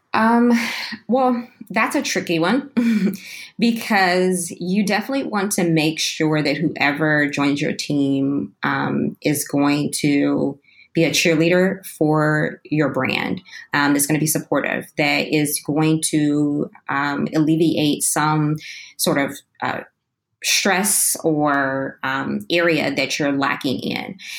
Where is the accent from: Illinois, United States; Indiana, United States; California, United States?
Illinois, United States; Chicago; moved away as an adult; now in Austin, United States; I'm originally from Chicago, Illinois, and I ran away from the cold a couple of years ago to Texas.